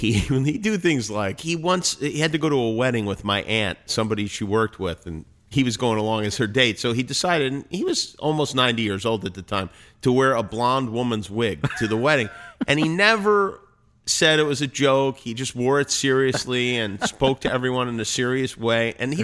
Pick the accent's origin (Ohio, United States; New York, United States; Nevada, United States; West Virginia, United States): Nevada, United States; Las Vegas; also born or lived in Brooklyn; I was born in Brooklyn. I was raised in Las Vegas.